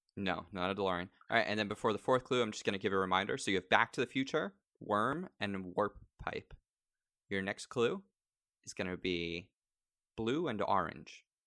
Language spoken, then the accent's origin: English; New York, United States; also born or lived in Long Island; now in Los Angeles, United States